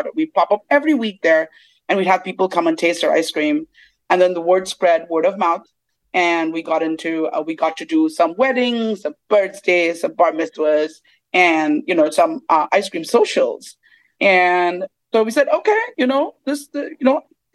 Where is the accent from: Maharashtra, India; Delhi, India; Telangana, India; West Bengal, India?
Maharashtra, India; Mumbai; moved away as an adult; now in United States; my family comes from the South, even though I grew up in Bombay